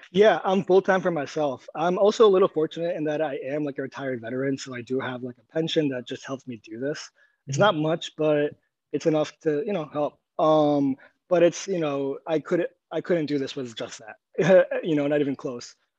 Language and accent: English; New York, United States; moved away as an adult; also born or lived in Egypt; I grew up mostly in New York